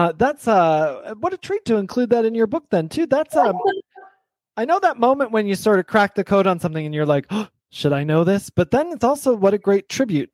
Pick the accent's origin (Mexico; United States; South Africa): United States; Michigan; I'm from Michigan